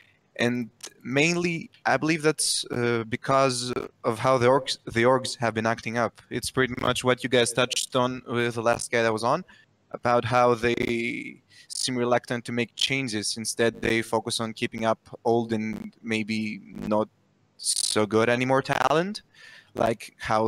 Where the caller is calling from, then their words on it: Greece; I'm calling from Greece.